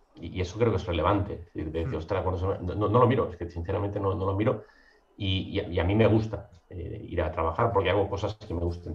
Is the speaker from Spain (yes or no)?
yes; Mataró, Catalonia, Spain; also born or lived in Madrid; yo soy de Mataró, me estoy al lado de Barcelona